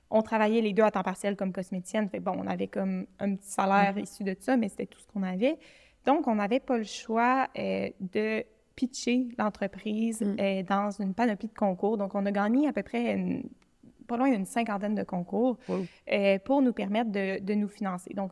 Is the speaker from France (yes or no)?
no; Montreal, Quebec, Canada; now in Quebec City, Canada; moi, je suis partie de Montréal, puis j'ai déménagé à Québec